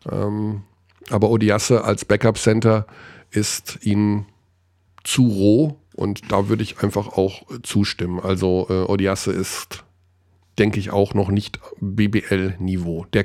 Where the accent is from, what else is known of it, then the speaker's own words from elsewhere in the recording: Hagen, North Rhine-Westphalia, Germany; Ja, natürlich. Es ist direkt neben meiner Heimatstadt. Hagen.